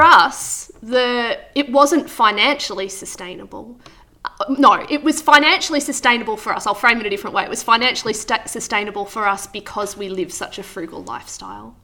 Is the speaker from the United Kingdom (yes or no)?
no; Wangaratta, Victoria, Australia; also born or lived in Goulburn Valley; now in Yackandandah, Australia; I'm from Wangaratta, so I grew up in Wangaratta